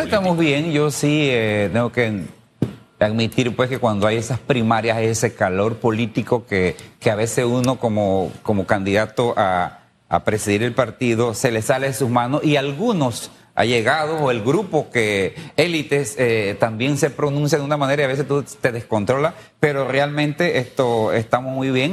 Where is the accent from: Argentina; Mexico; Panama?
Panama; somos panameños